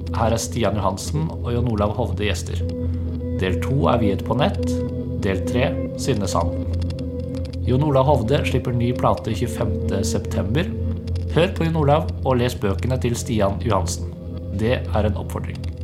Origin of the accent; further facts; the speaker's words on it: Heddal, Vestfold og Telemark, Norway; Jeg kommer jo fra Heddal